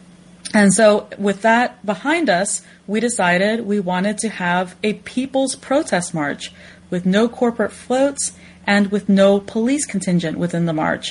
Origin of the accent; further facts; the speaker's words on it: Florida, United States; now in New York City, United States; including my home state